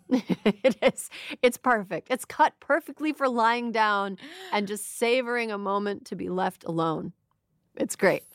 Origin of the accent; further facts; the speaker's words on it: Minnesota–Wisconsin border region, United States; I'm from the Minnesconsin region, right between, uh, Minnesota and Wisconsin